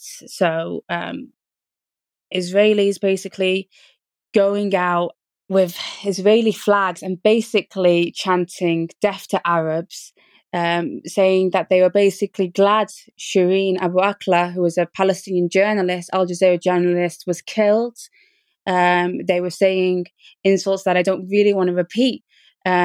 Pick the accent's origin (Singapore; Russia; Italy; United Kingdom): United Kingdom; I was born in Britain